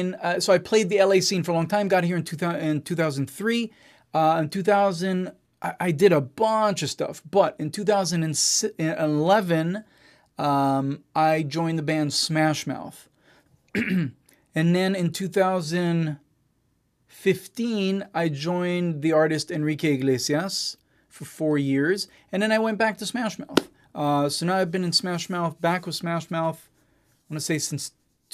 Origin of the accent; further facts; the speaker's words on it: Israel; first language English; moved away as an adult; now in Los Angeles, United States; I'm born and raised in Israel, to American parents. This is why I sound like an American, not like an Israeli. I just spoke English at home my whole life and, moved here to Los Angeles when I was 23 to be a rock star.